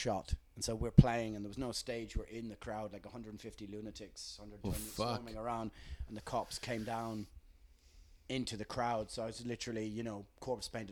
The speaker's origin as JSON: {"language": "English", "country": "Ireland", "tie": "born or raised there", "said": "we grew up with it in Ireland as kids"}